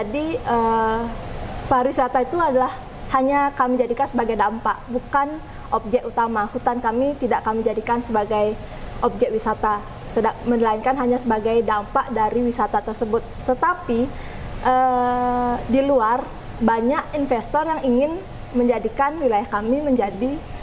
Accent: Bali, Indonesia; saya berasal dari Bali

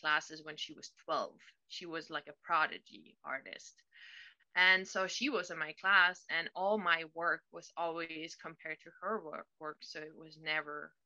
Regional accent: Berlin, Germany; now in California, United States; I am living in California now, but I'm originally from Germany, from Berlin.

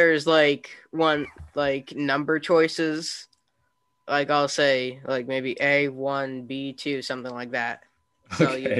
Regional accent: United States; Yeah, because I'm American, not British.

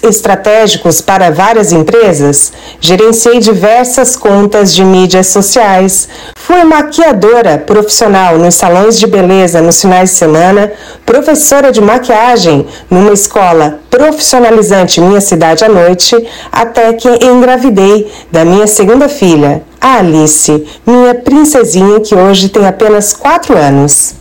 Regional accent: Araranguá, Santa Catarina, Brazil; also born or lived in Florianópolis; voltei de Florianópolis, onde fazia faculdade, para minha cidade natal, Araranguá, extremo sul de Santa Catarina, onde estou até hoje

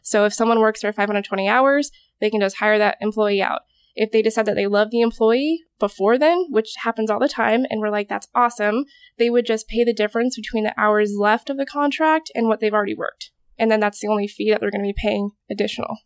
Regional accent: Alaska, United States; moved away as an adult; also born or lived in Corvallis, Oregon; now in Oregon, United States; I went through community college back home. I'm originally from Alaska

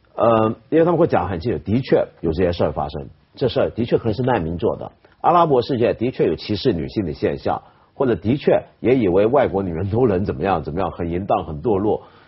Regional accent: China; 我们中国人

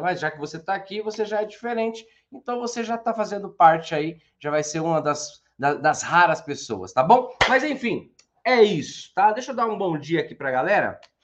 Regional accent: Santo André, São Paulo, Brazil; eu sou de Santo André

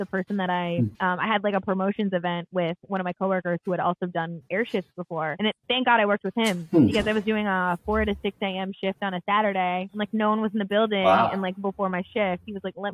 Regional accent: Michigan, United States; I'm from Michigan originally

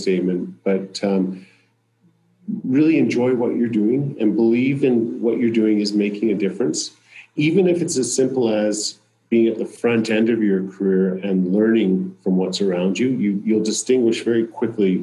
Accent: Calgary, Alberta, Canada; also born or lived in Turkey; as Calgarians and Albertans

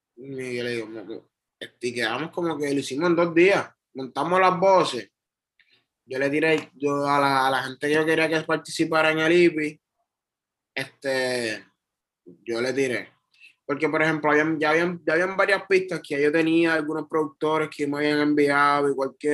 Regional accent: Trujillo Alto, Puerto Rico; moved away as an adult; also born or lived in Bronx, New York / New York; now in Río Piedras, Puerto Rico; yo yo nací en Nueva York, en el Bronx. Pero yo me crié en Trujillo Alto toda mi vida. Hasta mis 20 años

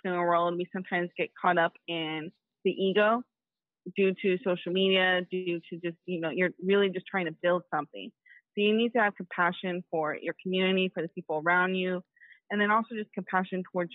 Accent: Oakland, California, United States; I'm from Oakland, California

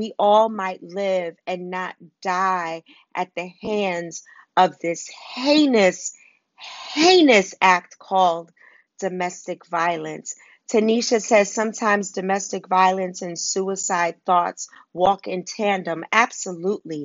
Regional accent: New York City, New York, United States; I grew up in Harlem and Wagner Projects

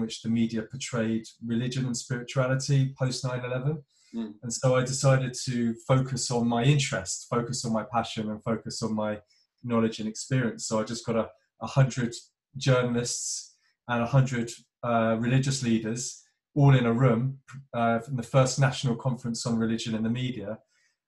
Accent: London, United Kingdom; moved away as an adult; now in Cornwall, United Kingdom; I'm from Northwest London, from the suburbs, and grew up proper city boy.

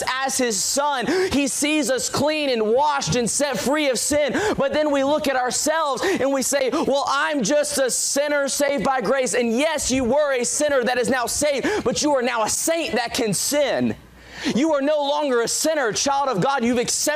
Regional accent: Walterboro, South Carolina, United States; moved away; I'm from Waltsboro, South Carolina

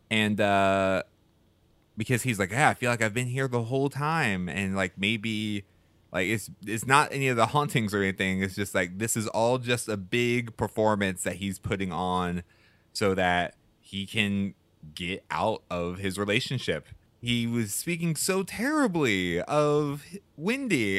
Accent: Houston, Texas, United States; I grew up in Houston, Houston, Texas

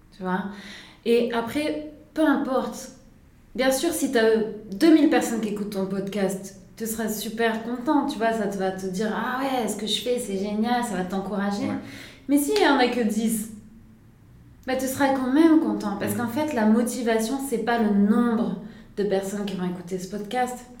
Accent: Nice, Provence-Alpes-Côte d'Azur, France; moved away as an adult; also born or lived in Singapore / Lausanne; je viens de Nice. donc un endroit assez ensoleillé comme ici aujourd'hui à Lausanne. Euh, donc j'ai grandi euh, à Nice

